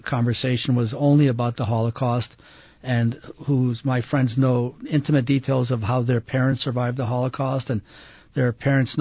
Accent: Ann Arbor, Michigan, United States; now in Salt Lake City, United States; I was raised in Ann Arbor, Michigan

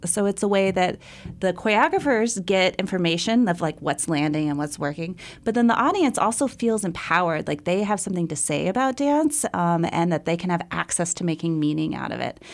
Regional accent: Fort Smith, Arkansas, United States; moved away as an adult; also born or lived in New York; I grew up in Fort Smith, Arkansas

